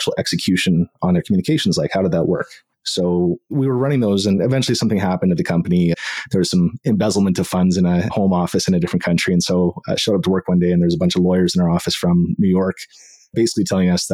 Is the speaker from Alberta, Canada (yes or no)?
yes; Edmonton, Alberta, Canada; moved away as an adult; also born or lived in Tokyo; let's move back to my hometown, Edmonton, Alberta, and ended up back here